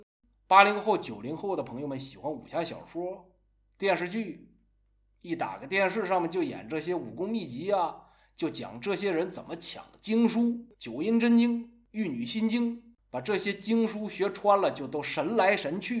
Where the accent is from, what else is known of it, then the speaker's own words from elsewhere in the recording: China; 这说明这些东西已经融在我们中国人的血液里了。